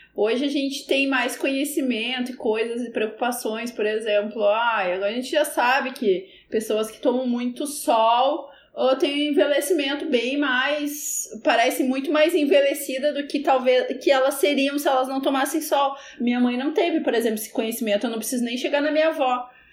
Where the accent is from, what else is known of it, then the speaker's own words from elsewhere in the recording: Cachoeira do Sul, Rio Grande do Sul, Brazil; moved away; Cachoeira do Sul, que é a minha cidade natal